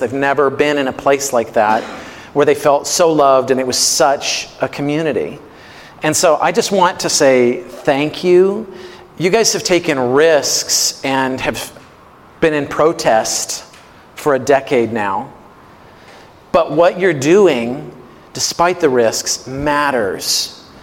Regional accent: Missouri, United States; I grew up in Missouri

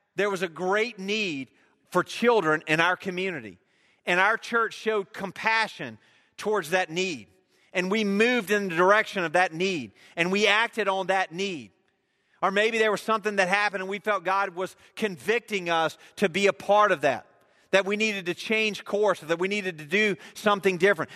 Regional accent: United States; I am an American

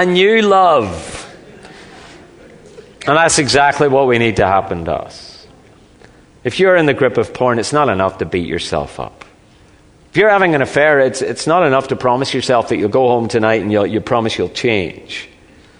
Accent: Northern Ireland, United Kingdom; moved away; I come from Northern Ireland

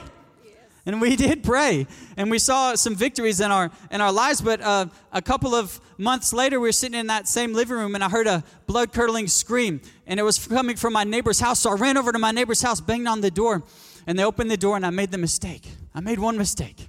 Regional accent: North Little Rock, Arkansas, United States; accent: Southern; moved away as an adult; now in Mozambique; I'm from North Little Rock, Arkansas

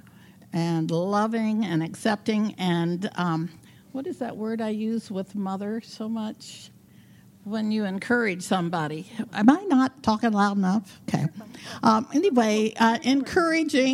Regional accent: Wilmore, Kentucky, United States; also born or lived in Louisville, Kentucky; I grew up in Kentucky, actually a very small town. I'm born in Louisville, grew up near Lexington.

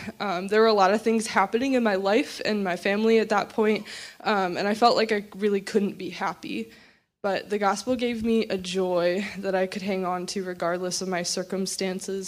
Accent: Champaign, Illinois, United States; I grew up right here in Champaign

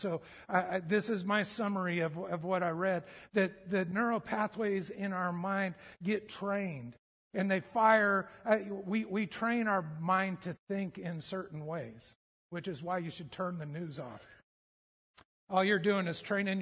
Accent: United States; We're so American

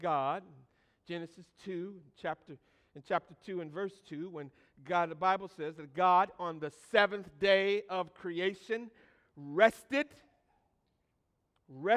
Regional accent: Michigan, United States; growing up in Michigan

